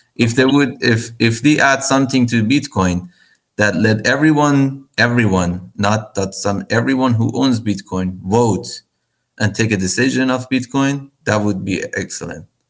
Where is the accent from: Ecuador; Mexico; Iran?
Iran; now in United States; I'm originally from Iran. I, I'm, I'm a U.S. citizen right now, but I'm born and grew up in Iran